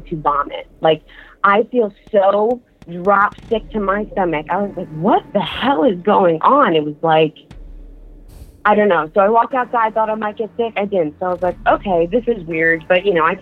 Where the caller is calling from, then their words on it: Philadelphia, Pennsylvania, United States; I'm calling from Philadelphia